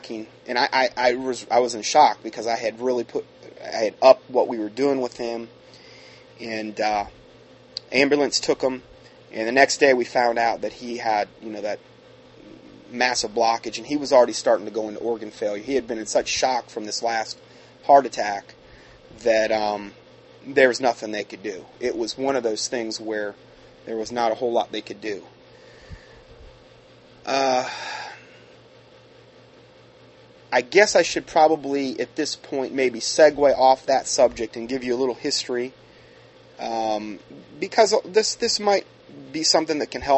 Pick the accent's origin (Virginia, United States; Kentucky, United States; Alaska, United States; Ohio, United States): Ohio, United States; I grew up in Ohio